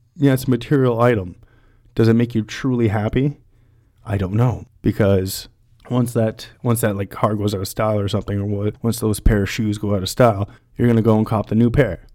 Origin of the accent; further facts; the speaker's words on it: London, Ontario, Canada; I'm from London, Ontario, born and raised